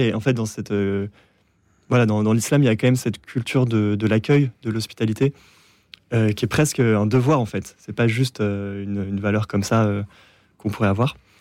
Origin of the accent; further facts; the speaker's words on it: France; j'étais français